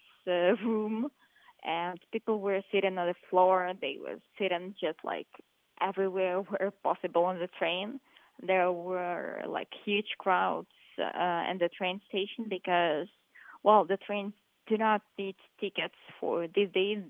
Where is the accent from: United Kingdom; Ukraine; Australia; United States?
Ukraine; Kyiv; moved away as an adult; also born or lived in Uzhhorod; I was born in Kyiv. I was raised in Kyiv, and I lived all my life in Kyiv